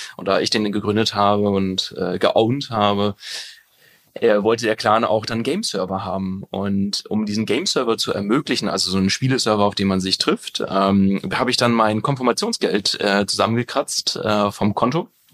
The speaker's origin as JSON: {"language": "German", "area": "near Münster", "region": "North Rhine-Westphalia", "country": "Germany", "said": "in Münster. Also ich komme da aus der Nähe"}